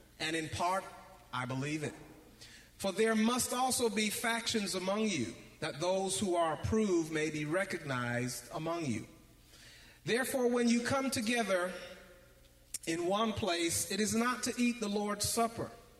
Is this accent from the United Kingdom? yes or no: no; Canada; when I was growing up in Canada. I was in junior high school.